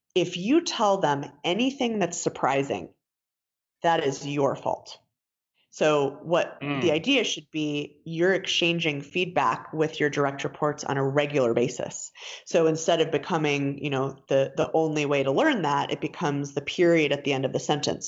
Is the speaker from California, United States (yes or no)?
no; Denver, Colorado, United States; I was born and raised in Denver. Uh, lived here most of my life